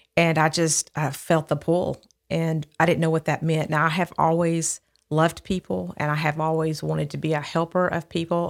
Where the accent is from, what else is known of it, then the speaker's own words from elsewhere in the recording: Midfield, Alabama, United States; also born or lived in Birmingham, Alabama; I grew up in Midfield, Alabama